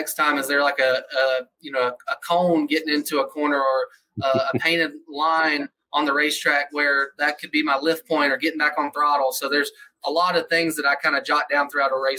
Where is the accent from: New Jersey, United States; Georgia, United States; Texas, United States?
Georgia, United States; Atlanta; moved away; I grew up in Atlanta, Georgia area